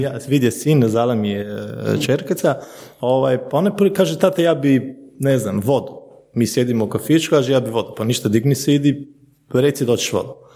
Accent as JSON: {"language": "Croatian", "country": "Slovenia", "tie": "born or raised there", "said": "ja sam rođen u Sloveniji, nam, mi smo druga generacija, sad vidimo moje treće generacije, moji su došli iz Bosne"}